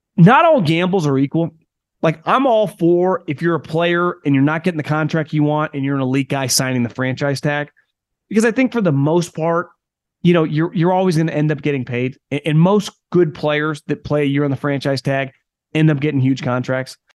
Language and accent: English; Sacramento, California, United States; I'm from the Sacramento area in Northern California